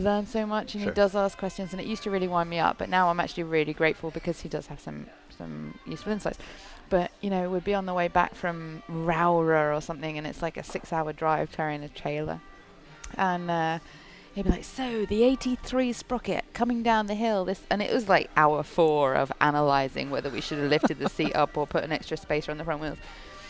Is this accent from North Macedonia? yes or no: no; United Kingdom; accent: British; I sound British. So I sound like a mongrel. British. Although every American seems to think I'm from Australia.